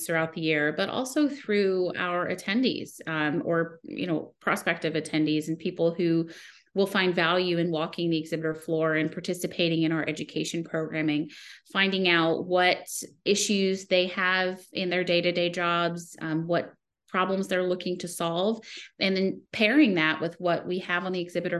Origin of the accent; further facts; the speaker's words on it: the South, United States; now in Connecticut, United States; I grew up in the South.